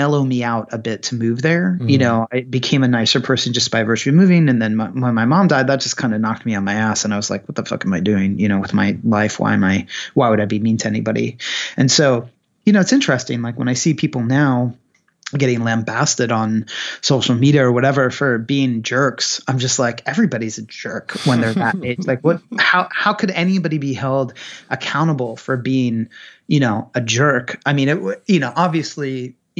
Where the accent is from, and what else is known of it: Pennsylvania, United States; moved away; also born or lived in Amherst